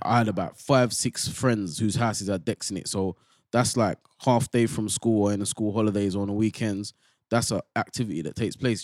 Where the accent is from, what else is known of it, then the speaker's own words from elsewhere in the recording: London, United Kingdom; I come from Bow, yeah, and that's like, It's quite a multicultural place.